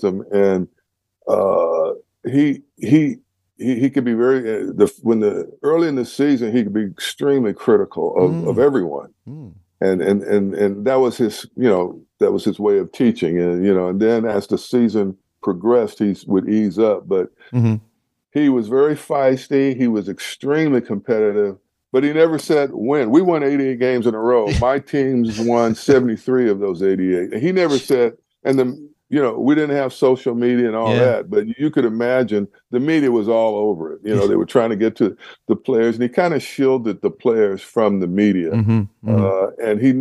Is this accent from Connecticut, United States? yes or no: no; California, United States; I was pretty set on staying in California.